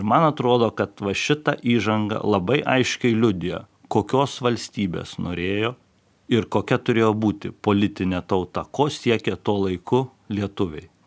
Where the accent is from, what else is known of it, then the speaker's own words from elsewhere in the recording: Lithuania; mes lietuviai visą laiką norime, kad šventė būtų tada, kai šilta